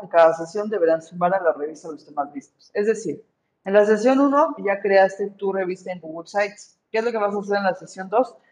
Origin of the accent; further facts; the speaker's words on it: Mexico; tenemos que valorar como mexicanos